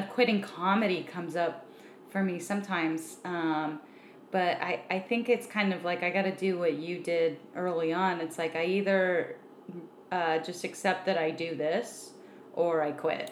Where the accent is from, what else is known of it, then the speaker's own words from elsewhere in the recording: Southern California, United States; also born or lived in San Francisco Bay Area; being from down here